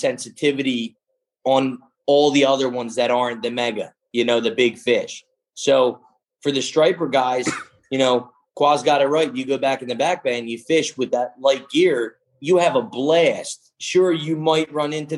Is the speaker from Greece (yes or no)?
yes; Greece; moved away; when I grew up in Greece, every summer we were spear fishing